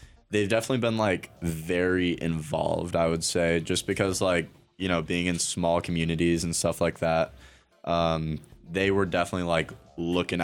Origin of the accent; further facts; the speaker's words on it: Waldport, Oregon, United States; also born or lived in Nehalem, Oregon; I grew up in Nehalem, Oregon